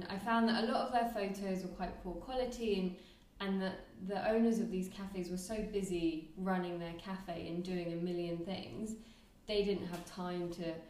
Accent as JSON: {"language": "English", "region": "London", "country": "United Kingdom", "also_born_or_lived": "Nottingham", "moved": "as an adult", "lives_now": "Thailand", "said": "I'm from London."}